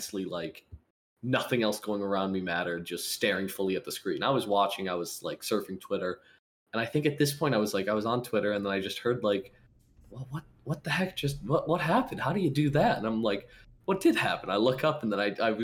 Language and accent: English; United States; I am an American